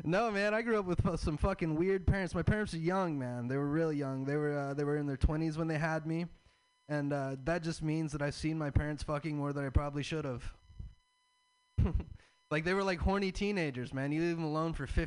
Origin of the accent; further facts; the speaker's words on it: the South, United States; I'm from the South. I have a Southern